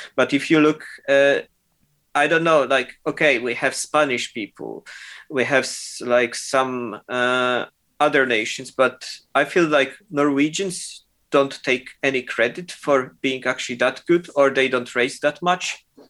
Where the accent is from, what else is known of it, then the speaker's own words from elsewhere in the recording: Poland; moved away as an adult; also born or lived in Germany / United Kingdom / New York / Milan; I'm from Poland, uh, uh, and I'm basically moved from Poland when I was 18.